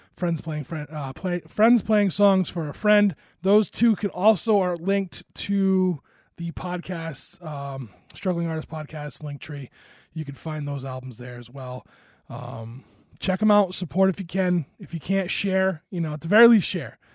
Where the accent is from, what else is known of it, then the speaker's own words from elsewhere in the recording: Rhode Island, United States; moved away; Rhode Island in the hometown that I'm from